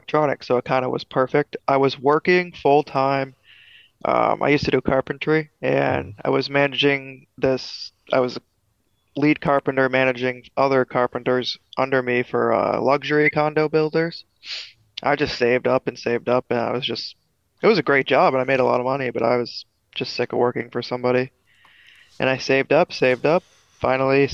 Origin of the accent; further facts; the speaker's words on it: Vermont, United States; also born or lived in New Hampshire; I grew up in Vermont and also New Hampshire